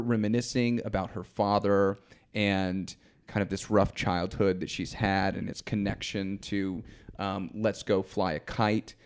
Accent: Georgia, United States; I'm from Georgia

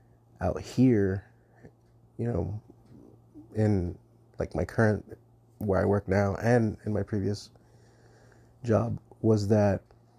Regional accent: Southwest, United States; the area that we work was my hometown and also part of the reservation. And the reservation itself is pretty much about the size of the state of Connecticut. So it's pretty big. And there's a lot of desert. I'm in the Southwest.

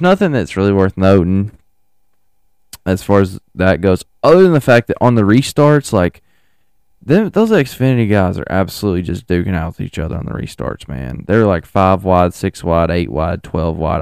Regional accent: United States; I'm an American

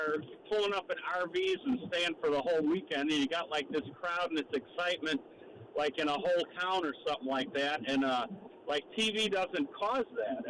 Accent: Chicago, Illinois, United States; now in Hawaii, United States; I grew up Catholic in Chicago

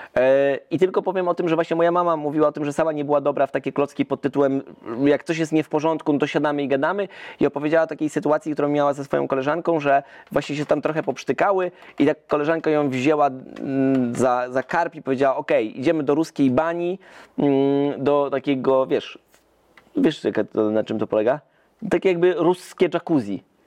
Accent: Zielona Góra, Lubusz Voivodeship, Poland; my jesteśmy wycieczką z Zielonej Góry

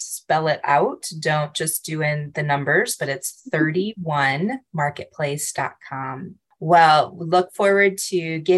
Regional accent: St. Louis, Missouri, United States; moved away as an adult; now in Arizona, United States; I'm from the St. Louis area

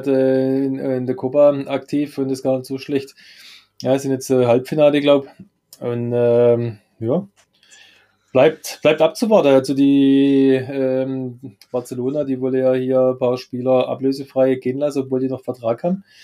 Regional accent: Baden-Württemberg, Germany; Gottes schönste Gabe ist der Schwabe

